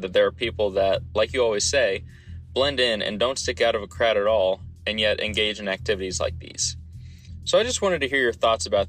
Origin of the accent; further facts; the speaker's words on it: Olathe, Kansas, United States; moved away as an adult; now in Lincoln, United States; I'm from Olathe, Kansas. I go to school at the University of Nebraska